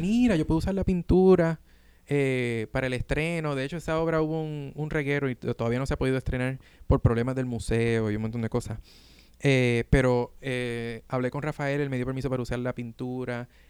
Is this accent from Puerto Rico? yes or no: yes; Puerto Rico; now in New York, United States; nosotros como boricuas